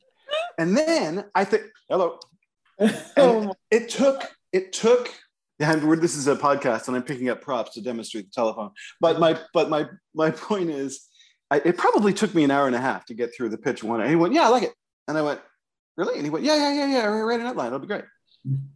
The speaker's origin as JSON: {"language": "English", "country": "Canada", "said": "I'm this Canadian kid who's dying to work in science fiction"}